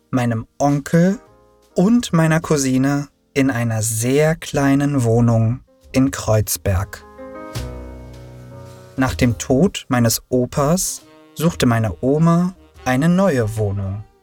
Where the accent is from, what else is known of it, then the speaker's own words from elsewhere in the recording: Turkey; now in Berlin, Germany; Ich wurde in der Türkei geboren. Ich lebte dort bis 1990 mit meinen Eltern. Doch dann trennten sie sich und meine Mutter und ich zogen auch nach Berlin.